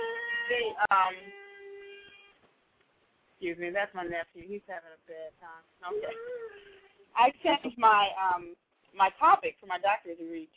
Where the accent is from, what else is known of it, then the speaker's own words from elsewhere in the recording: Chicago, Illinois, United States; I'm from Chicago